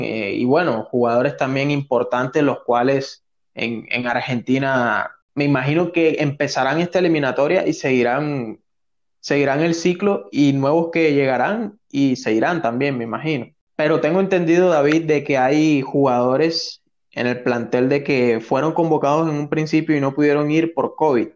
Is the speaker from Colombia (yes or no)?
yes; Colombia; ciudadano colombiano